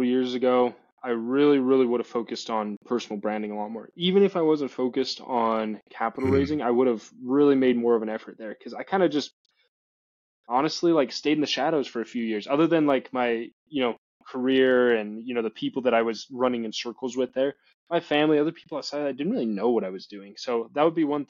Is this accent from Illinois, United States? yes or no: no; Utah, United States; I started acquiring properties in Utah. That's, you know, my home state